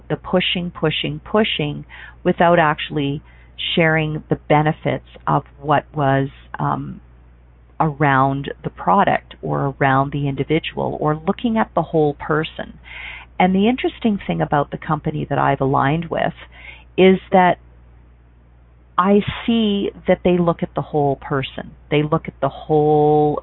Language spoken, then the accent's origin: English; Canada; being a Canadian